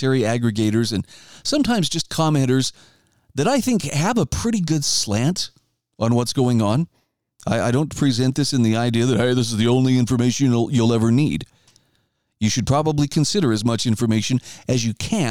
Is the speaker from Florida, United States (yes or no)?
no; Idaho, United States; my home state of Idaho